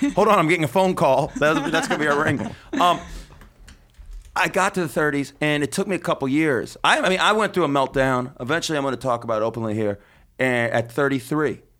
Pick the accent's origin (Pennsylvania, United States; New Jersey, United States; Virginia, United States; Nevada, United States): Nevada, United States; Las Vegas; Las Vegas, my hometown